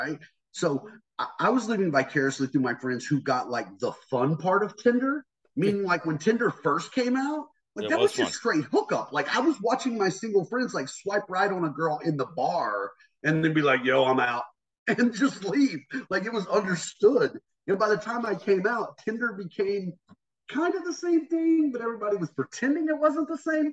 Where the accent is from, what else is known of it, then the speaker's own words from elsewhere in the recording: North Carolina, United States; I grew up in the South, man. I grew up in North Carolina